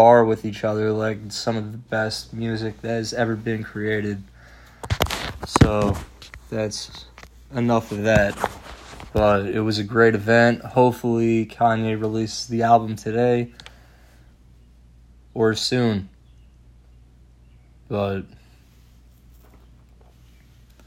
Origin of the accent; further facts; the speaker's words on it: New York, United States; growing up in New York